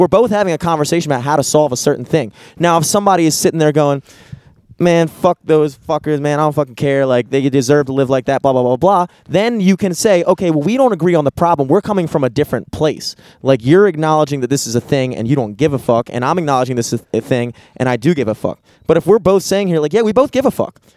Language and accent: English; United States; growing up in America